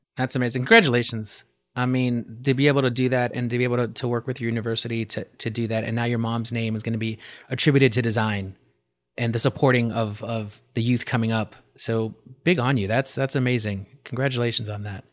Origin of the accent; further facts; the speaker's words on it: New York City, New York, United States; growing up as a New Yorker